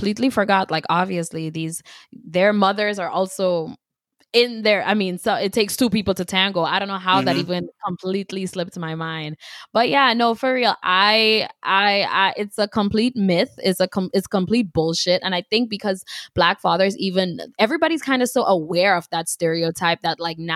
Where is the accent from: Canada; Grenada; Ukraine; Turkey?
Grenada; now in United States; I was born and raised in Grenada, so I've been here for, what, like, 10 years now